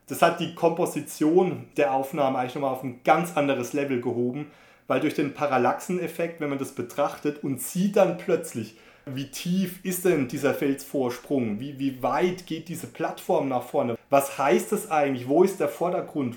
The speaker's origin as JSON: {"language": "German", "country": "Germany", "said": "bei uns in Deutschland"}